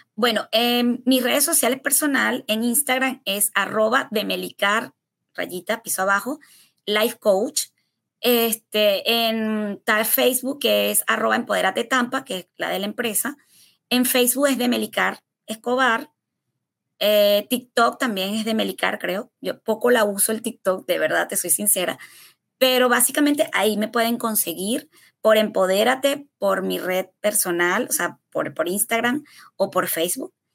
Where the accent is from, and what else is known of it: Venezuela; moved away as an adult; now in United States